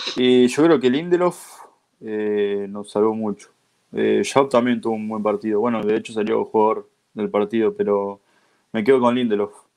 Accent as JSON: {"language": "Spanish", "country": "Uruguay", "said": "expresarme como uruguayo"}